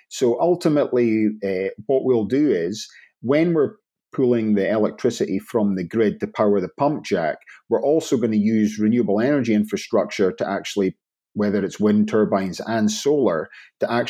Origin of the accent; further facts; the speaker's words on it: Inverness, Scotland, United Kingdom; I'm from the north of Scotland. So, originally Inverness, which no one knows what it is